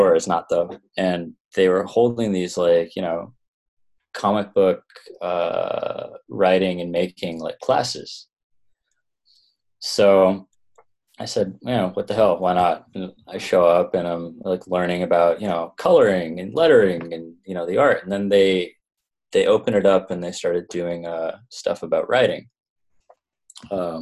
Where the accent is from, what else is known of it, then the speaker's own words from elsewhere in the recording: Toronto, Ontario, Canada; moved away as an adult; also born or lived in Vancouver; I'm originally from Canada. I grew up in Toronto